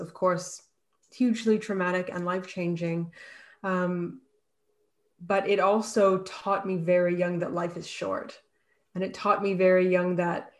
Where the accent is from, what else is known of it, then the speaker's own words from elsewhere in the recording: Canada; now in Australia; I'm Canadian, and I am based in Australia right now